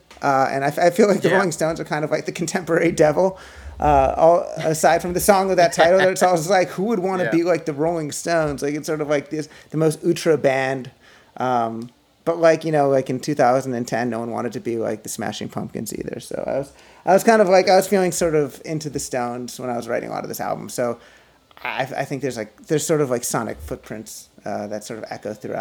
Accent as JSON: {"language": "English", "town": "Philadelphia", "region": "Pennsylvania", "country": "United States", "tie": "born or raised there", "also_born_or_lived": "New York / Princeton", "moved": "yes", "said": "I grew up in Philly"}